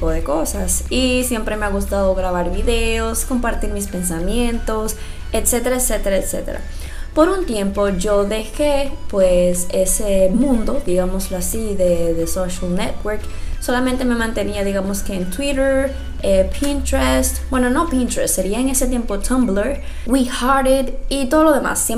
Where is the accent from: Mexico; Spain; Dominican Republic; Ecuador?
Dominican Republic; soy dominicana, 100% dominicana, aunque muchas veces no se escuche así